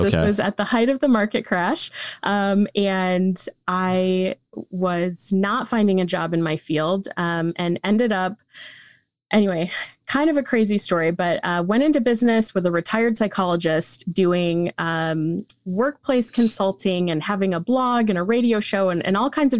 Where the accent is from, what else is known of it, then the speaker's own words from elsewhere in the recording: Michigan, United States; I did. Yeah. Yep. I was born and raised here in Michigan and did my undergrad at Michigan State University.